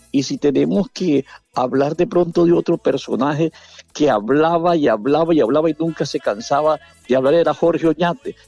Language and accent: Spanish; Chimichagua, Cesar, Colombia; moved away as an adult; now in Valledupar, Colombia; a mi tierra Chirichagua que me, que me vio nacer